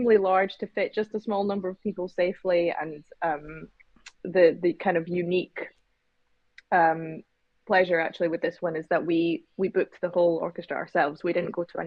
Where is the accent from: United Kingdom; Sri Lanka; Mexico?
United Kingdom; Scotland; we ourselves were actually born and raised in Scotland